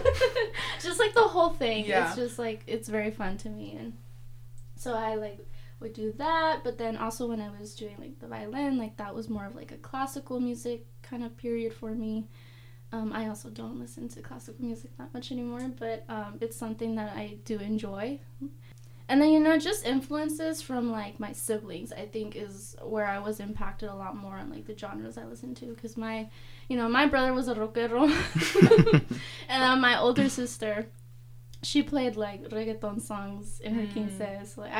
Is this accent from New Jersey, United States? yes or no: no; San Diego, California, United States; I grew up in Southeast San Diego, like, the hood area